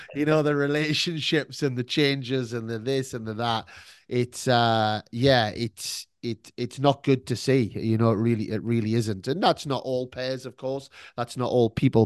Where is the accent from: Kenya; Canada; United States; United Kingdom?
United Kingdom; now in Melbourne, Australia; I'm British